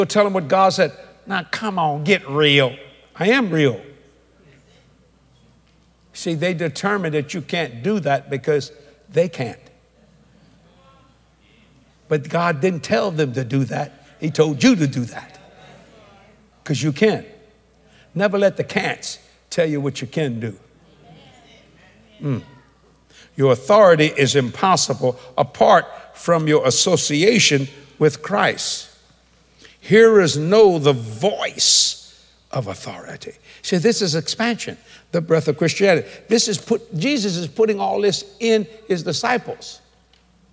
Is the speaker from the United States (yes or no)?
yes; United States; I'm an American